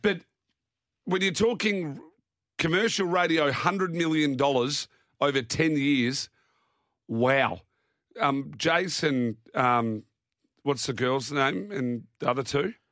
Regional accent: Naracoorte, South Australia, Australia; moved away; my hometown of Narracort

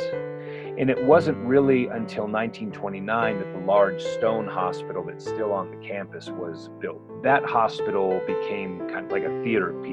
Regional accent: Ganado, Arizona, United States; I grew up on Ganado Mission campus when I was a child.

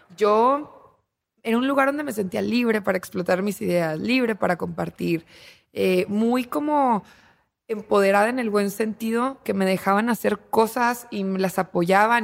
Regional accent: Torreón, Coahuila, Mexico; moved away as an adult; now in Monterrey, Mexico; Yo tengo 29 años y soy de Torreón. Eh, llegué aquí a Monterrey justo después de graduarme

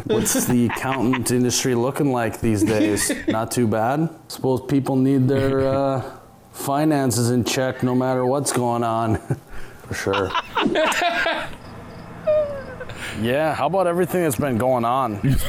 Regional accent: Aberdeen, South Dakota, United States

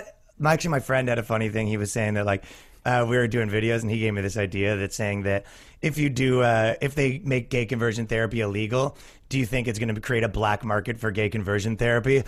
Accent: Canada; now in New York, United States; I'm from Canada

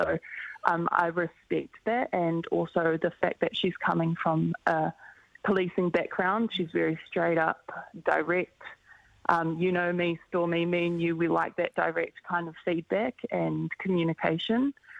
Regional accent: Auckland, New Zealand; I think because we're both from Auckland and we represent the same region is always a great battle.

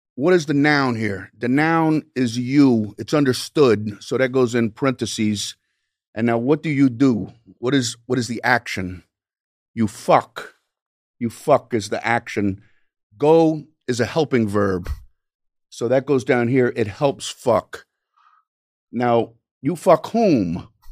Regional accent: Miami, Florida, United States; I grew up in Miami, Florida.

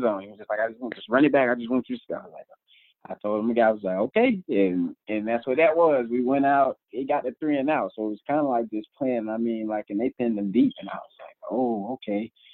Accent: Tampa, Florida, United States; moved away; just being back home in Tampa

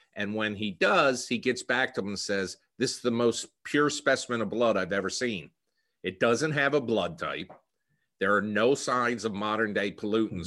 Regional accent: New Jersey, United States; accent: Philadelphia; Born and raised in New Jersey, and in fact, the co-, a lot of comments I've received is that I have a Philadelphia accent

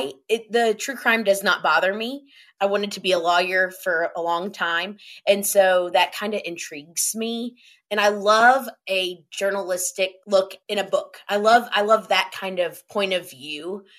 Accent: Lexington, United States; I grew up in Lexington, so it was the same thing in Lexington too.

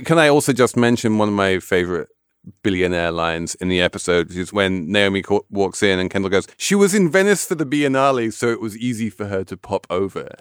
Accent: England, United Kingdom; I'm English

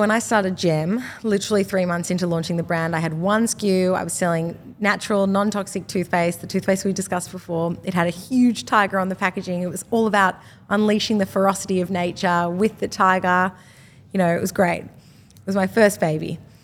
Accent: Australia; I'm from Australia, we're selling to an Australian market

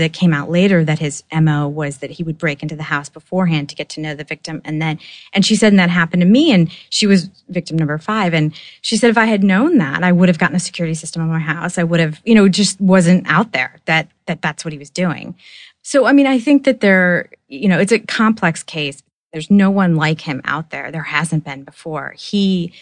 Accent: Oak Park, Illinois, United States; I grew up in Oak Park, Illinois, which is outside Chicago.

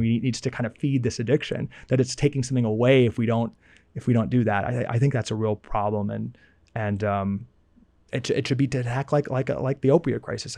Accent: United States

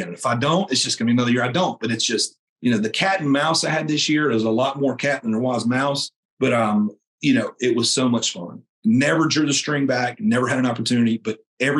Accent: North Carolina, United States; I grew up in North Carolina, man, you know, follow my dad around the woods

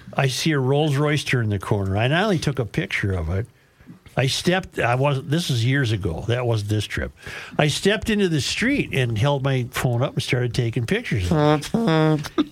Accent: Minnesota, United States; I'm from Minnesota

